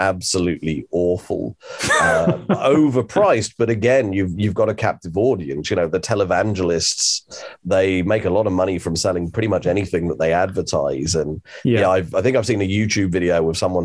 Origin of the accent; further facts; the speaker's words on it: England, United Kingdom; now in New Zealand; as an Englishman